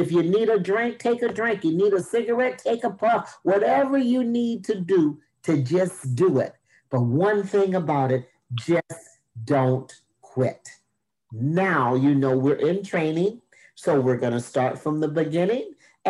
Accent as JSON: {"language": "English", "town": "Minneapolis", "region": "Minnesota", "country": "United States", "also_born_or_lived": "Oklahoma / Texas", "said": "I am from Minneapolis, Minnesota, by way of Oklahoma and Texas."}